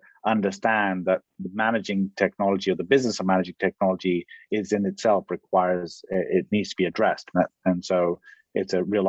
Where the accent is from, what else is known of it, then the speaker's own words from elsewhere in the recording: Egypt; also born or lived in Pakistan / Kenya / United Kingdom; I was born in Pakistan, I grew up in Egypt and lived in Kenya, lived in the UK